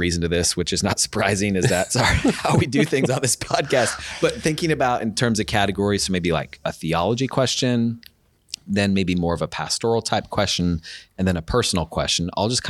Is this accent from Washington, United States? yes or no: yes; Spokane, Washington, United States; I grew up in Spokane.